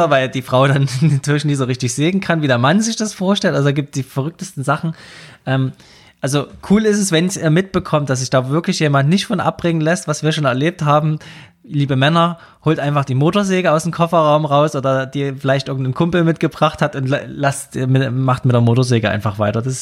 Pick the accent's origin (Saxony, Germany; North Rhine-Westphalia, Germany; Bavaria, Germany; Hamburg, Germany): Saxony, Germany; Also gerade bei uns in Sachsen ist das mit diesem Holzsägen und Baumstammsägen so Tradition